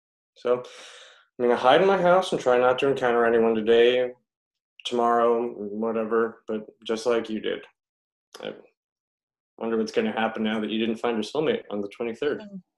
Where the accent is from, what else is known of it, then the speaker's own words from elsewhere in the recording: Chicago, Illinois, United States; Chicago. Born and raised.